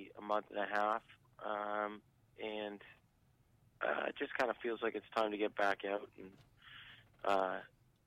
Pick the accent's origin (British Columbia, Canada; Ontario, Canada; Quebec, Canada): Ontario, Canada; Kingston; we're from Kingston, Ontario, so we're halfway between Toronto and Ottawa, basically